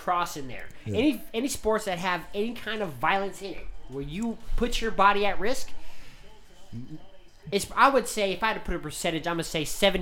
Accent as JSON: {"language": "English", "town": "Las Vegas", "region": "Nevada", "country": "United States", "tie": "born or raised there", "said": "I grew up in Las Vegas"}